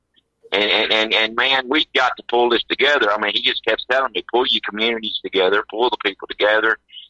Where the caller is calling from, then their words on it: Kentucky, United States; from Kentucky.